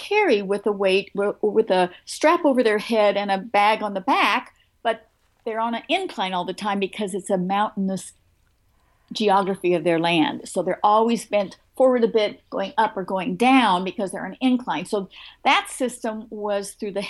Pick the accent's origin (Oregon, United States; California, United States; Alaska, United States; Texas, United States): Oregon, United States; moved away; also born or lived in North Carolina; I came from Oregon. I went to University of Oregon.